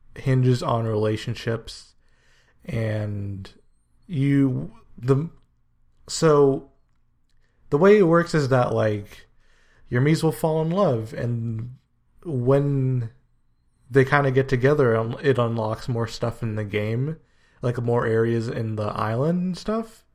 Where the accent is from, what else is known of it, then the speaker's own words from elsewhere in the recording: United States; also born or lived in Guyana (ancestry); I was born in the States, so I'm kind of the first generation of my family to live in America